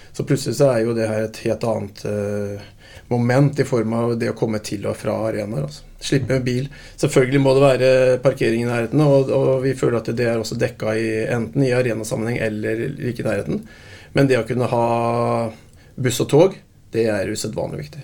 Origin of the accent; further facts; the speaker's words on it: Fredrikstad, Østfold, Norway; Jeg er jo fra Fredrikstad